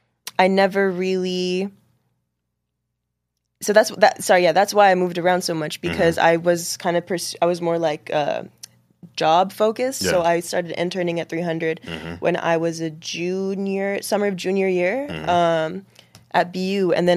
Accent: Boston, Massachusetts, United States; born there; also born or lived in Washington, D.C. / Lebanon / Dubai; now in New York, United States; I was born in Boston, moved to D.C. Then I moved to Lebanon for 2 years. And then I moved to Dubai for 5 years.

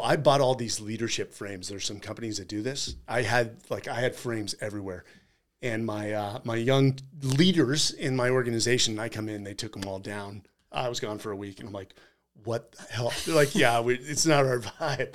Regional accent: San Francisco, California, United States; now in Austin, United States; I'm from California

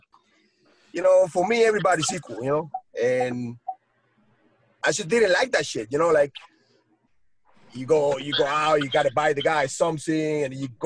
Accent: United States; we as Americans, because I'm an American, you know, I'm a citizen, yeah.

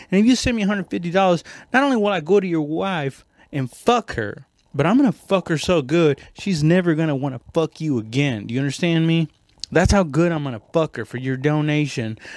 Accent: Mexico; now in United States; I'm not Mexican American. I mean, technically I am now, but I was born in Mexico

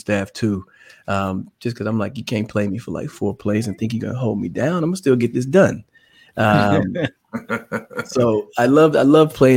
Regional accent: Dallas, Texas, United States; moved away; I'm from the Dallas area. So it was always fun to come home just to get to see family.

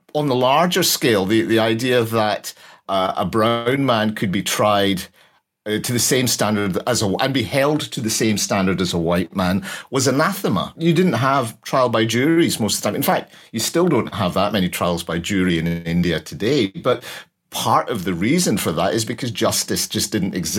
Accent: Glasgow, Scotland, United Kingdom; I'm from Glasgow

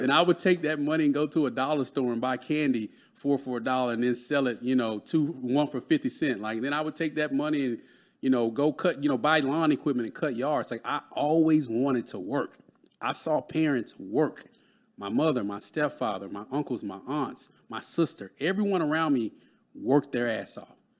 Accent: Dallas, Texas, United States; I grew up in Dallas, Texas

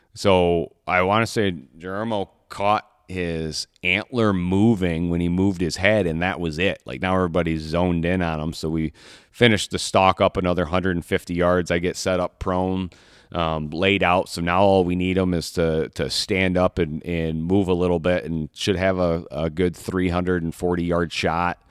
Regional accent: Michigan, United States; I'm from, I'm born and raised in Michigan.

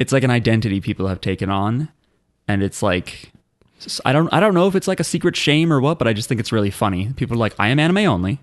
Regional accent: New Jersey, United States; we are from New Jersey

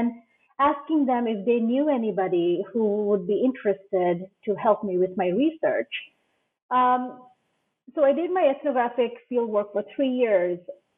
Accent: Bangladesh; now in United States; So I am Bangladeshi, but I wasn't, I'm not originally from Los Angeles.

